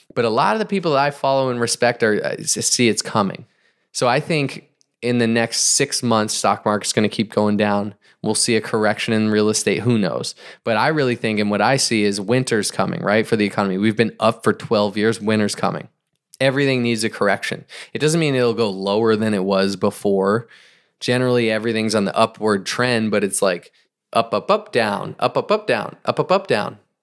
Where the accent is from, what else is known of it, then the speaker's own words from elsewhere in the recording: New England, United States; I grew up in New England